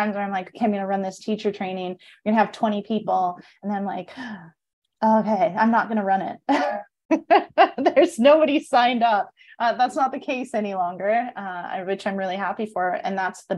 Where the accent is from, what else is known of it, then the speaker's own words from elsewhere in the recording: Canada; moved away as an adult; now in Costa Rica; I'm from Canada